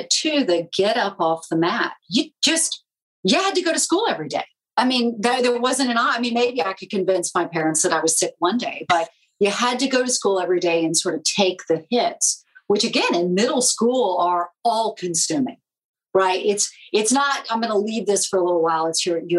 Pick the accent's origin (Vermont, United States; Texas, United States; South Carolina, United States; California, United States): South Carolina, United States; Charleston; moved away; I grew up in Charleston, South Carolina